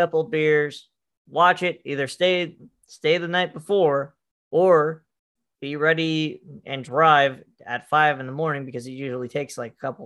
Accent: Montana, United States; Montana is about 5 years back usually from all the other

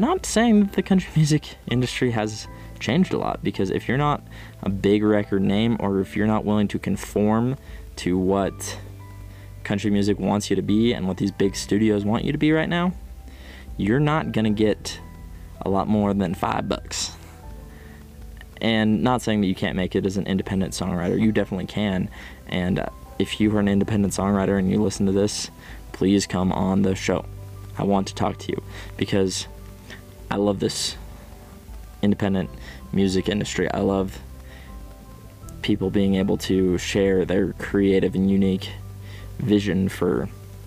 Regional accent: United States; I'm from the Northwest, Midwest

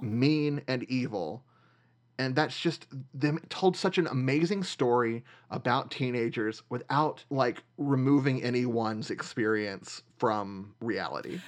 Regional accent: Nashville, Tennessee, United States; moved away; I grew up in Nashville.

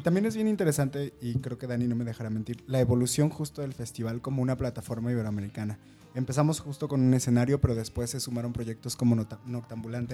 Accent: Chilango, Mexico City, Mexico; nos conecta a todos como chilangos

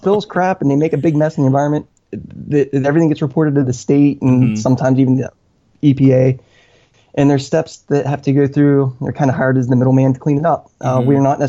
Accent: Ohio, United States; I grew up in Ohio

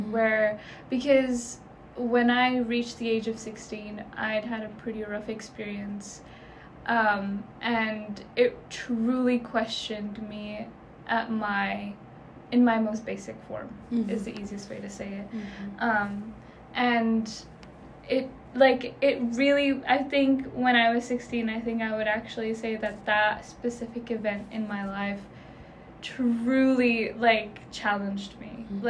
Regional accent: Pakistan; And also, because I'm Pakistani, a big part of our culture is also our religion.

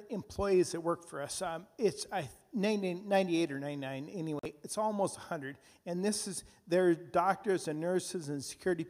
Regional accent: Minnesota, United States; moved away as an adult; now in Nigeria; we're from Minnesota. We've been in Nigeria for 9 years

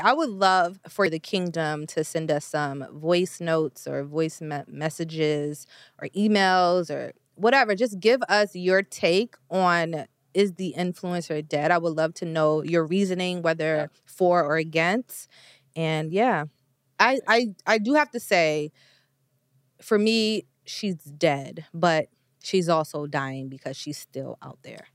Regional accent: New York, United States; I'm from New York. When I was in high school, I definitely was on Canal Street

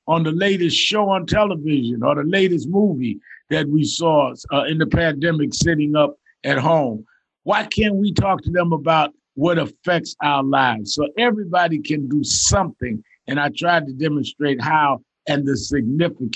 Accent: New York, United States; I was raised in New York, born and raised there.

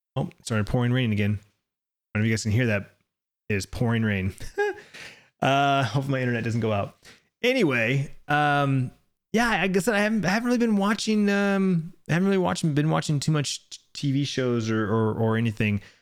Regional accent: Arizona, United States; here in my home state

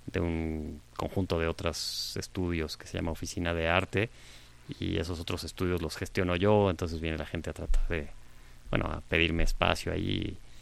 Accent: Mexico; todos sabemos que somos mexicanos, porque está en nuestra acta de nacimiento, no sé, por haber nacido en este territorio

